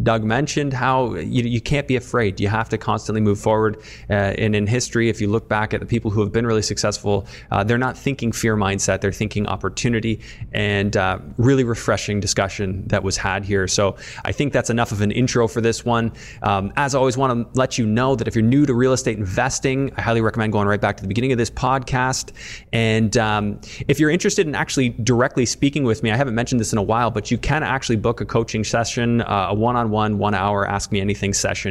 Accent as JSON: {"language": "English", "town": "Tillsonburg", "region": "Ontario", "country": "Canada", "tie": "born or raised there", "said": "I grew up in Tillsonburg. I was born in Tillsonburg General."}